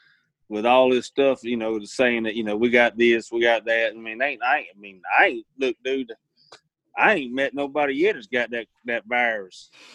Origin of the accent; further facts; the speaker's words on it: the South, United States; I do better on Bermuda because I grew up in the South, and that's what, you know, that's what we have.